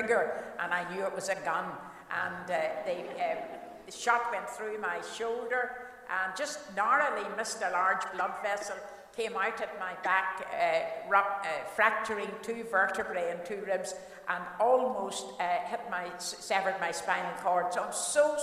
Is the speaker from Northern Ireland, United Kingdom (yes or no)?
yes; Cookstown, Northern Ireland, United Kingdom; I was born in Cookstown, County Tyrone